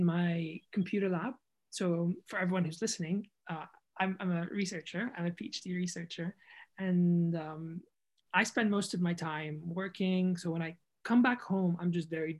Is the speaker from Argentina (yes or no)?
no; Jordan; moved away; also born or lived in United Kingdom / United States; I'm from Jordan